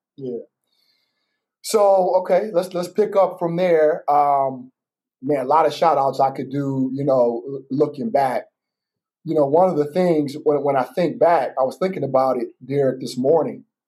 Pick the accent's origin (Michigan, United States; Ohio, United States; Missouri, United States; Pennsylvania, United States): Michigan, United States; Battle Creek; born or raised there